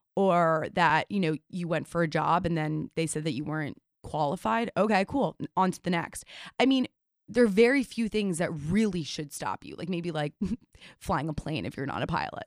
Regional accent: New York City, New York, United States; I'm born and raised in New York City

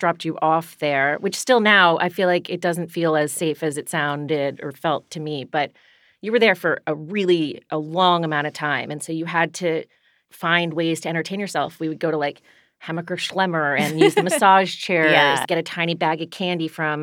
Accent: Washington, District of Columbia, United States; I'm from Washington, D.C.

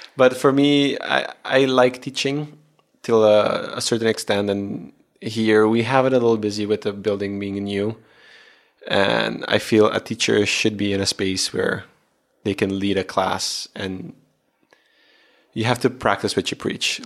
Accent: Aruba; I am from Aruba. I do have the Aruban blood in me

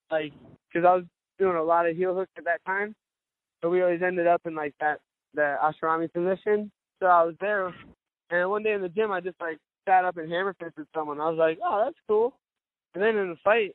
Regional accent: Cape Coral, Florida, United States; I stay out in my hometown over in Cape Coral

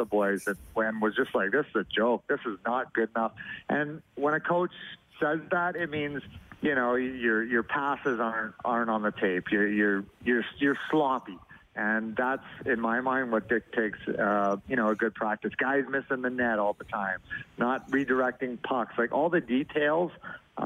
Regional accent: Sherwood Park, Alberta, Canada; now in Arizona, United States; I grew up in Sherwood Park

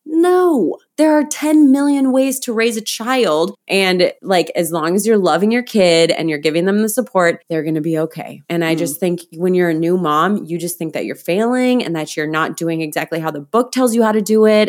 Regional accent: Midwest, United States; moved away as an adult; also born or lived in San Diego; I grew up in the Midwest

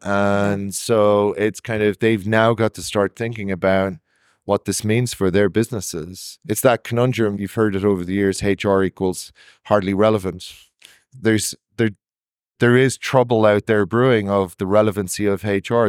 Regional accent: Ireland; I'm Irish

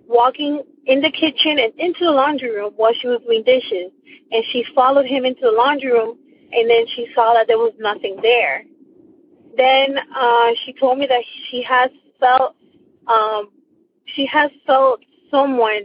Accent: Miami, Florida, United States; I am from Miami, Florida

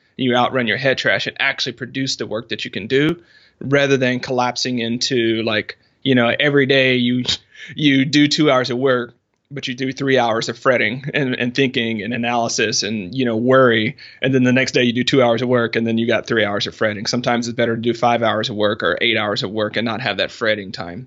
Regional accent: the South, United States; I'm from the South

